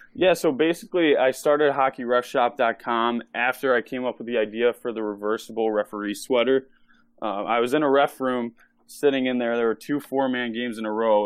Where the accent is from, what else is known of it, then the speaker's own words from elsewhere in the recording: Chicago, Illinois, United States; I'm from Chicago, Illinois, and I started officiating when I was twelve years old